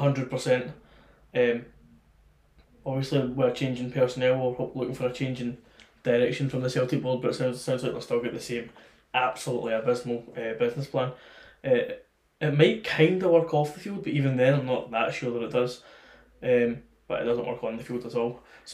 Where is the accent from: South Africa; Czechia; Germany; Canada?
Czechia; English is a second language; Czech Republic.